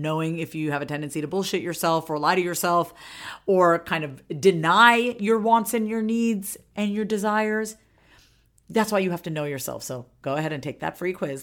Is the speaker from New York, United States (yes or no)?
yes; Long Island, New York, United States; now in Austin, United States; I'm originally from Long Island, okay, Long Island, Strong Island, New York